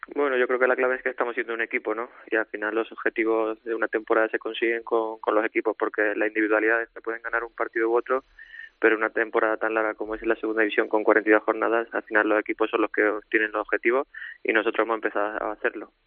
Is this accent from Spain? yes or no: yes; Córdoba, Andalusia, Spain; moved away; yo siendo cordobés